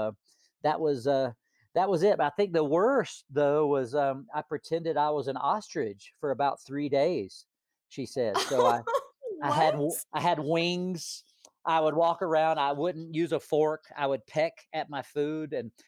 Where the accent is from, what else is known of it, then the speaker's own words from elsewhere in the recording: Hot Springs, North Carolina, United States; also born or lived in Florida; I was born in Florida, but my mom and dad divorced, and I moved back to my mom's hometown of Hot Springs, North Carolina, when I was in kindergarten. So that's where I developed my accent.